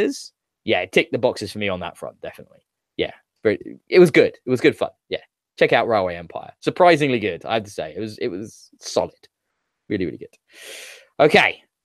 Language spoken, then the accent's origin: English; United Kingdom; what young man growing up in Britain isn't taught all about World War II at some point in school